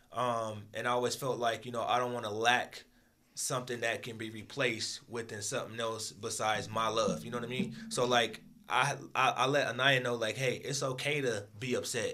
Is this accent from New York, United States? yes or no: no; Michigan, United States; also born or lived in Akron, Ohio; I was born in Akron, Ohio, raised in Michigan